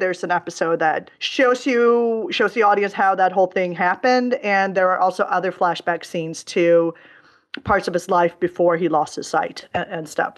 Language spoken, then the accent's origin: English; Stockholm, Stockholm County, Sweden; my hometown of Stockholm